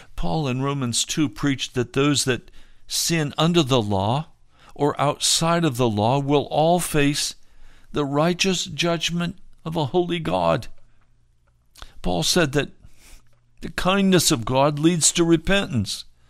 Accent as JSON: {"language": "English", "country": "United States", "said": "We as American Christians"}